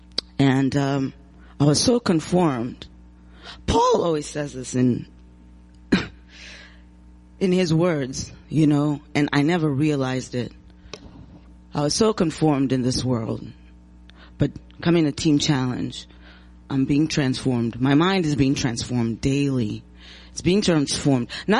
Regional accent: St. Louis, Missouri, United States; also born or lived in Zimbabwe; now in Muskegon, United States; I was born in Zimbabwe, Africa, grew up in St. Louis, Missouri.

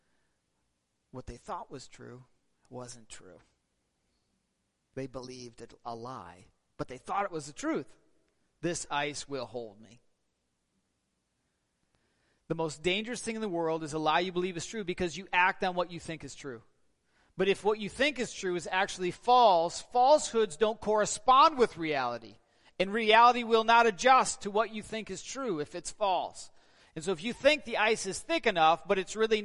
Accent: Northern Michigan, United States; we're all from Northern Michigan, and we have strange customs up here

